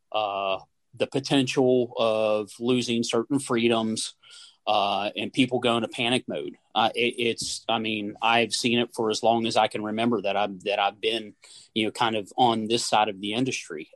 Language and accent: English; West Virginia, United States; born and raised in West Virginia